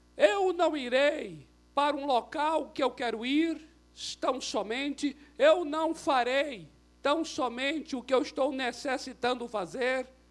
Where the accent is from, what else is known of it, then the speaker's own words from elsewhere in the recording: Brazil; eu sou brasileiro, não por acidente